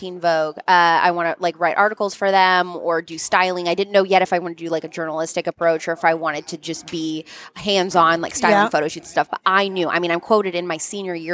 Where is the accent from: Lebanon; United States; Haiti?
United States; outside Louisville, Southern Indiana; I grew up right outside of Louisville in Southern Indiana